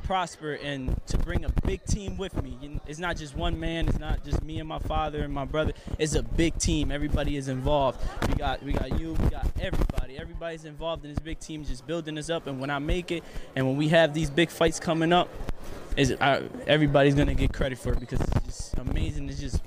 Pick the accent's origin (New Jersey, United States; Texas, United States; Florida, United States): New Jersey, United States; Atlantic City; It's my hometown, my family